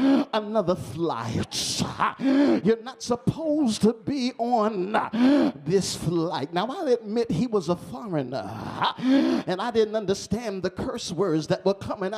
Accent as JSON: {"language": "English", "region": "New York", "country": "United States", "said": "I'm from New York"}